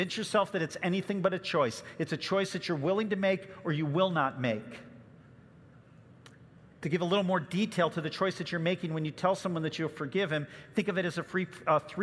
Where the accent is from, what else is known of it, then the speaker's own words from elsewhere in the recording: Chicago suburbs, Illinois, United States; I remember growing up in the Chicago suburbs